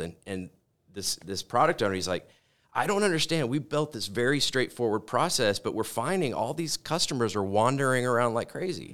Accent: Corpus Christi, Texas, United States; moved away as an adult; now in Colorado, United States; I grew up in Corpus Christi, Texas, on the Gulf Coast

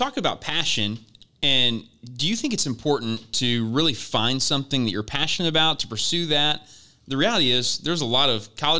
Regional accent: Russellville, Arkansas, United States; also born or lived in Dardanelle, Arkansas; I grew up right in the River Valley, Dardanelle, Russellville

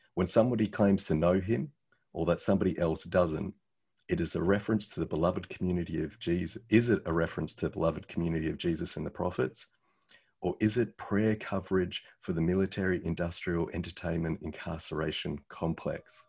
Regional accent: Australia; this Aussie

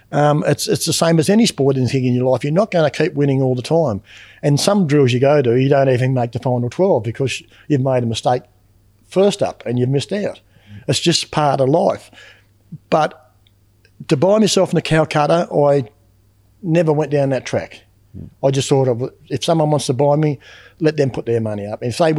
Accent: Western Australia, Australia; now in Eastern states, Australia; I come from West Australia back over the eastern states, and I was working up in Woodlawn.

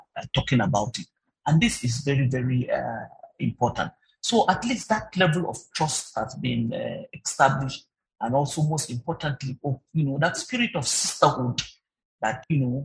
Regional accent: Nigeria; us as Nigerian women workers

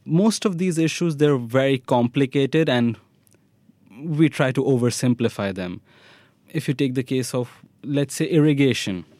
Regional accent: Delhi, India; moved away as an adult; also born or lived in Mumbai / Vellore, Tamil Nadu; now in Tel Aviv, Israel; I was born in Mumbai, brought up in Delhi.

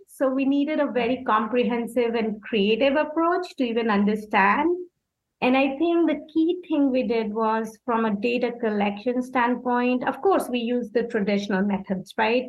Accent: India; moved away as an adult; now in Los Angeles, United States; I'm from India.

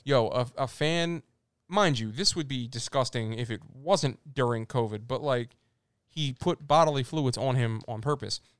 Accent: Philadelphia, Pennsylvania, United States; we are from Philadelphia

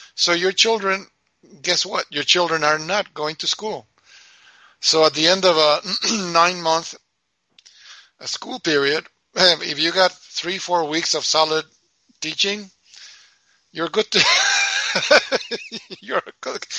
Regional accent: Mendoza, Argentina; English is a second language; also born or lived in New York; now in United States; I was born and raised in Argentina

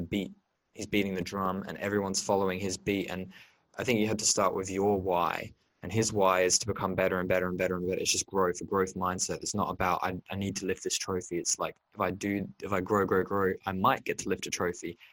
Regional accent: Liverpool, North West England, United Kingdom; moved away; growing up in England as a boy

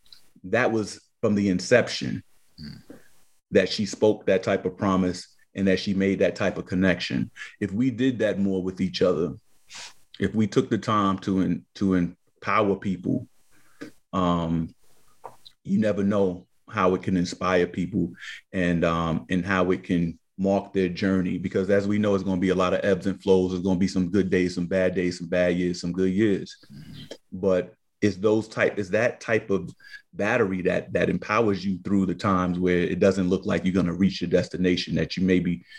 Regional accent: New York City, New York, United States; we two little knuckleheads growing up in Harlem

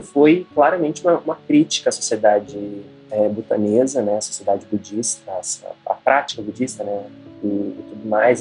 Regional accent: Brazil; A gente, como brasileiro

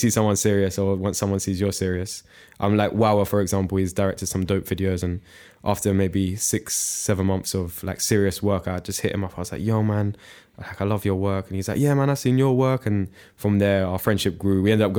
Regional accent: United Kingdom; I'd say I'm really British, so I'm used to Londoners. I know my way around London.

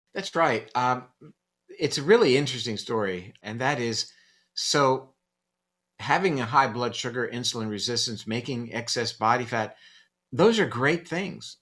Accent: Coral Gables, Florida, United States; I grew up in Coral Gables, which was back then the home of the National Hurricane Center

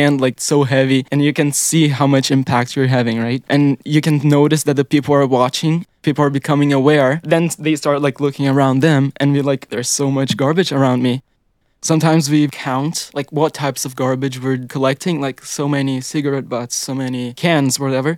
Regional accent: Brazil; now in Canada; I'm originally from Brazil.

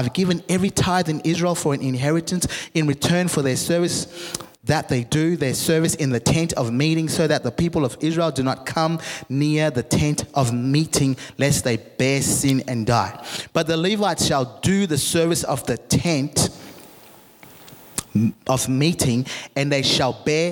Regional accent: Zimbabwe; moved away; I'm from Africa. I'm from Zimbabwe

